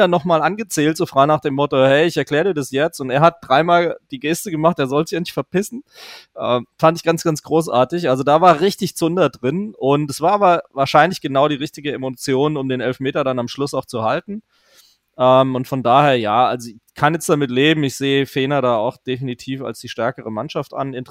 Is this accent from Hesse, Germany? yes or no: yes; Frankfurt, Hesse, Germany; Und man als Frankfurter, ich war nicht bei dem Spiel, ähm, sich wohl ein bisschen unwohl gefühlt hat zu Hause.